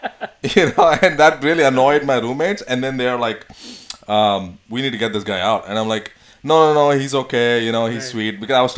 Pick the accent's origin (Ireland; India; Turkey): India; Bangalore, Karnataka; now in United States; I'm from Bangalore, South India, South India.